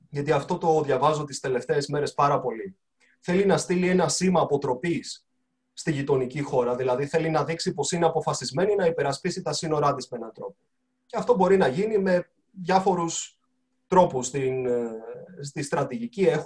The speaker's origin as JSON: {"language": "Greek", "country": "Greece", "said": "Είμαι και σαν Έλληνας πάρα πολύ περήφανος που ένα ελληνικό πανεπιστήμιο κατορθώνει τόσα πολλά πράγματα"}